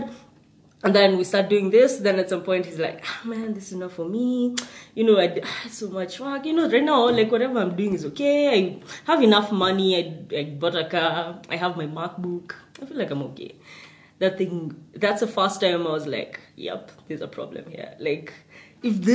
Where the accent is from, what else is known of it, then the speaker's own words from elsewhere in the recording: Nakuru, Nakuru County, Kenya; I grew up in Nakuru.